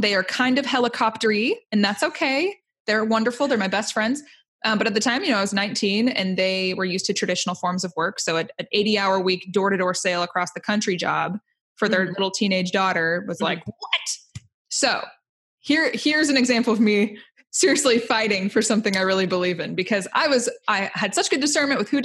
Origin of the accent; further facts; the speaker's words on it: Indiana, United States; I'm from Indiana